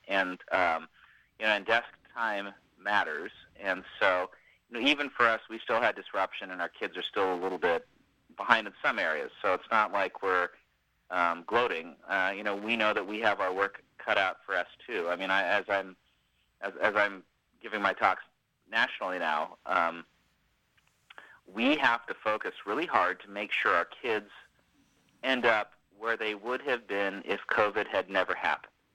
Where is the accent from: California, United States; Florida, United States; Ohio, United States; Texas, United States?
California, United States; Sacramento; moved away as an adult; now in Falls Church, United States; my hometown